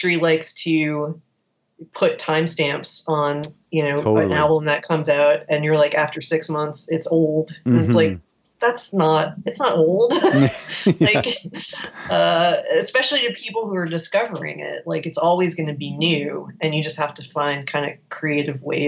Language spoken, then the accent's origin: English; South Florida, United States; we're from South Florida